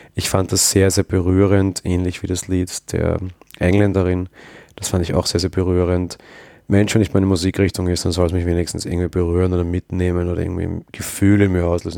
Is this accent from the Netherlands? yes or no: no; Austria; Als Österreicher